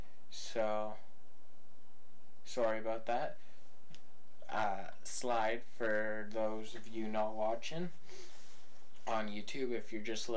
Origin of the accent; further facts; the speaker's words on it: mid British Columbia, Canada; I'm from Upper BC. Not way up there, but mid BC